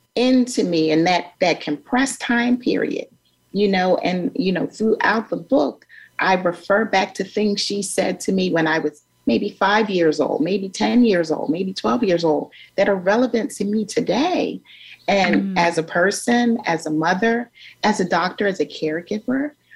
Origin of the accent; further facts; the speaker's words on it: Philadelphia, Pennsylvania, United States; my growing up in North Philadelphia